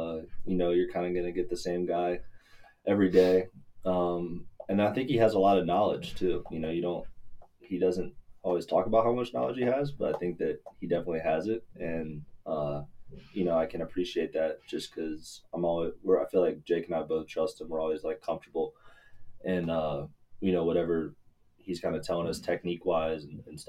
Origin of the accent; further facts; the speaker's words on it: Shreveport, Louisiana, United States; moved away as an adult; now in Houston, United States; I'm from Shreveport. I went to Captain Shreve High School. Now I'm at Rice University